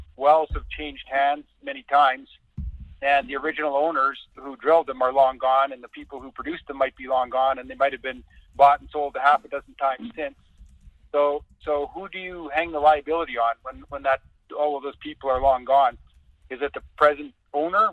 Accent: Canada; I am born and raised in Canada. I'm from a farming community that's so small, no one would know where it is. It's uh, kind of straight north of North Dakota, a couple hundred miles

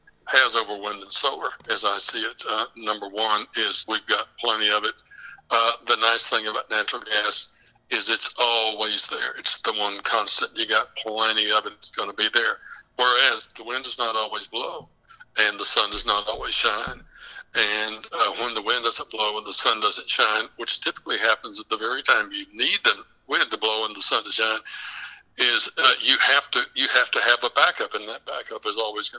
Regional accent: West Texas, United States; where I'm actually from the Permian Basin. I'm from West Texas.

